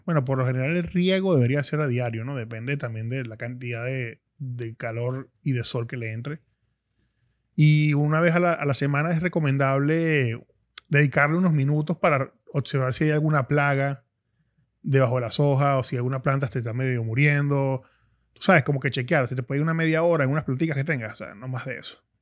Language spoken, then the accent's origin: Spanish; Caracas, Capital District, Venezuela; yo nací en Caracas, una ciudad en pleno auge en los 80, y no conocía como tal el campo